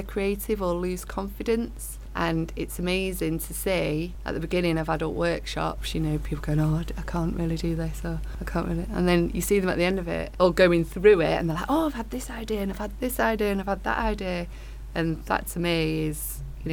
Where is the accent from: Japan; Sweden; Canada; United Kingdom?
United Kingdom; Manchester, North West England; I was born at Withington Hospital